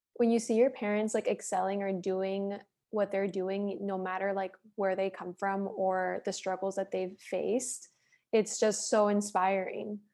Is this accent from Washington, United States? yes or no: no; Miami, Florida, United States; moved away as an adult; now in Los Angeles, United States; Miami, I'm like, that's my hometown